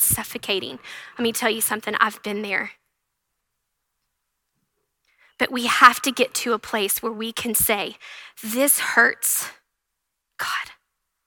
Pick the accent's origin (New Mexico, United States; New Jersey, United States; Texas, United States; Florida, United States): Texas, United States; Canyon and Happy; also born or lived in The Woodlands, Texas / Abilene, Texas; We're both from Canyon and Happy, small towns, and we got moved to the Woodlands and then Abilene